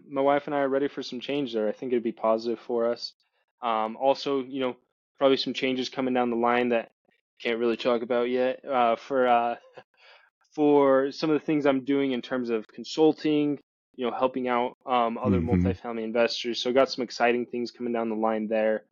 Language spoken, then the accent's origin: English; Utah, United States; I started acquiring properties in Utah. That's, you know, my home state